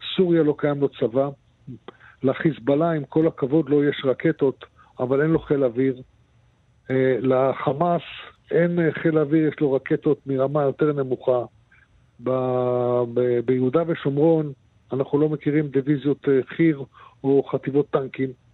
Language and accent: Hebrew; Israel; אני נולדתי פה, אני אשאר פה ואני אסיים את חיי פה